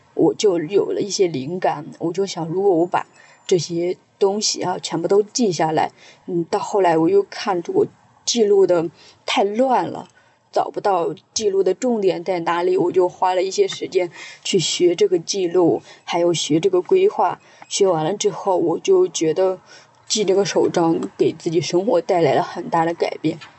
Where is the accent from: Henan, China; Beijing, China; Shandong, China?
Henan, China; Jiaozuo; moved away as an adult; now in Shanghai, China; 我老家是在河南焦灼